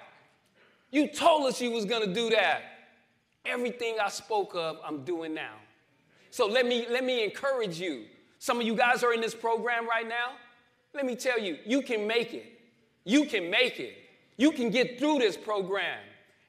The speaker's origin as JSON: {"language": "English", "town": "Winslow", "region": "Arizona", "country": "United States", "tie": "born or raised there", "also_born_or_lived": "Phoenix, Arizona", "moved": "as an adult", "said": "through my hometown"}